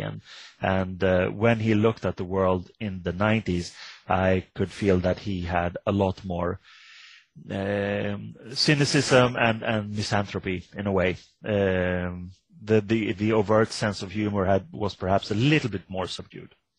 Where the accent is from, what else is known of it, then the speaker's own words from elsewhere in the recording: Sweden; I come from Sweden